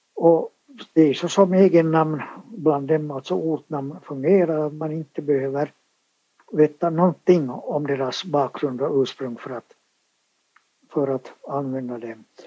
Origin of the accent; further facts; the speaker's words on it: Finland; first language Swedish; jag har ju alltså vuxit upp i ett helt svenskspråkigt hem med svenskspråkiga föräldrar och vi talade bara svenska och jag har gått i svenskspråkig dagis, alltså här i Finland